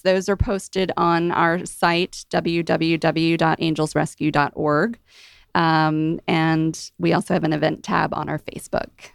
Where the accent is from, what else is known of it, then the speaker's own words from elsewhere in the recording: Mid-Atlantic, United States; now in Georgia, United States; I'm from the Mid-Atlantic